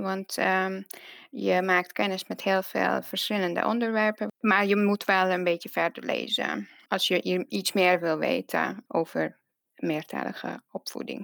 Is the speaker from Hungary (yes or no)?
yes; Hungary; Dutch is a second language; moved away as an adult; now in Netherlands; ik kom uit Hongarije en eh, ik woon in Nederland uh, bijna tien jaar nu